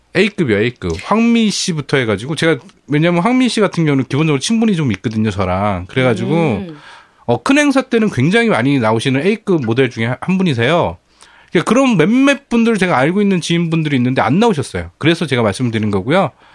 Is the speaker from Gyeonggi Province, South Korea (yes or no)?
yes; Bucheon, Gyeonggi Province, South Korea; 저도 부천 토박이입니다